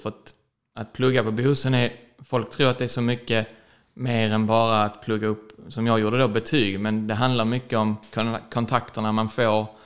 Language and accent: Swedish; Köpingebro, Skåne, Sweden; moved away as an adult; also born or lived in Ystad; now in Stockholm, Sweden; vi ett gäng från lilla Köpingebro, där jag kommer ifrån från början